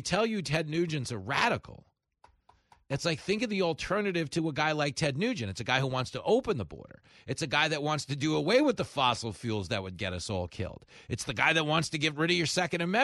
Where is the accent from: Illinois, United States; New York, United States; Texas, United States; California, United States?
New York, United States; growing up in New York, if someone wants to take you to the woods, they're killing you